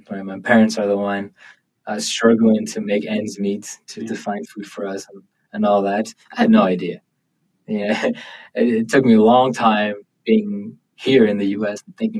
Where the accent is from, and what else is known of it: Buffalo, New York, United States; born or raised there; also born or lived in Thailand; now in Provo, United States